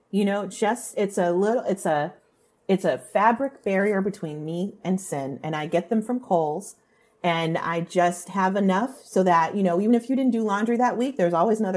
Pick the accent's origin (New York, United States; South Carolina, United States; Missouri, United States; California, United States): California, United States; Um, I grew up in Orange County, California.